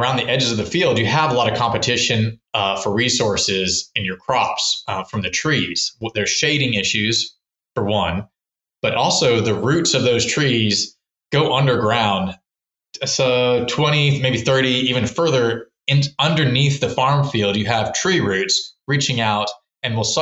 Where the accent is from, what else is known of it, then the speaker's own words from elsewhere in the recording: Texas, United States; also born or lived in California; now in Maryland, United States; grew up in Texas